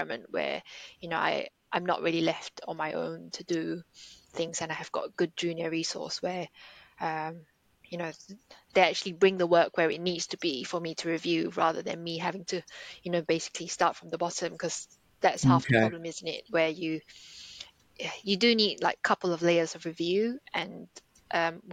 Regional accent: Singapore; moved away; I grew up in Singapore

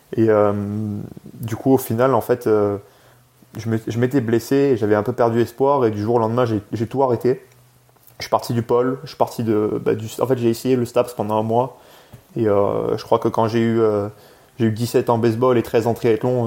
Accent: France; also born or lived in England; je suis né en Angleterre de base. mes deux parents, en fait, sont venus en France quand j'avais 3 ans

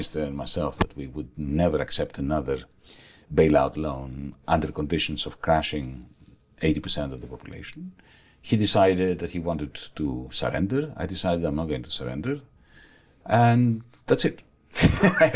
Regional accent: Greece; moved away; also born or lived in Australia; I was also shifting from Australia to my home country, Greece

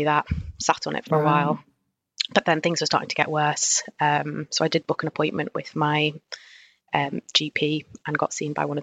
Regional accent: Newcastle upon Tyne, North East England, United Kingdom; moved away as an adult; now in Liverpool, United Kingdom; I grew up in Newcastle

